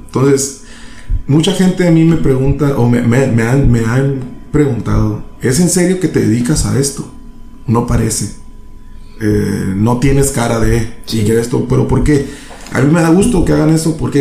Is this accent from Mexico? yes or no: yes; San Luis Río Colorado, Sonora, Mexico; also born or lived in Tijuana; soy de aquí de San Luis, Colorado. Soy de aquí de San Luis, Colorado, gracias a Dios. Me tocó nacer en otra parte